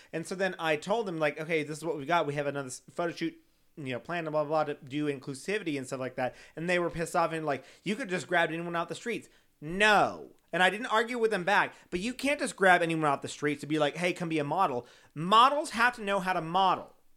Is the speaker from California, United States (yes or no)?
no; San Antonio, Texas, United States; I'm from San Antonio